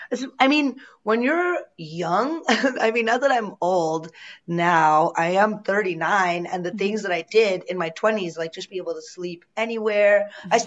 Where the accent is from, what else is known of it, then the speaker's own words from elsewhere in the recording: Chicago, Illinois, United States; I am from Chicago and I'm suburbs